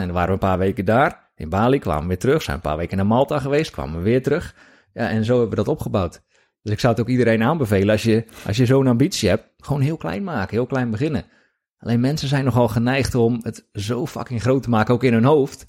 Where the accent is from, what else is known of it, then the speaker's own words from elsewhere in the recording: Hoeksche Waard, South Holland, Netherlands; ik kom uit die kant, ik kom uit Hoekse Waard.